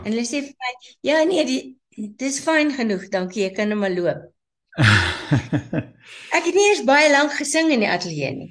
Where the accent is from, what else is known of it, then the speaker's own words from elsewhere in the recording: Nigel, Gauteng, South Africa; moved away as an adult; now in Johannesburg, South Africa; ek is gebore in Nigel.